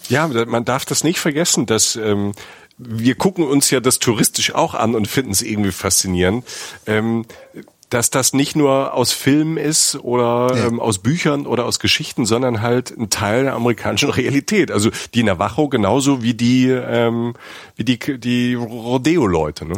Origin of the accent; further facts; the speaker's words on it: Germany; Bei uns in Deutschland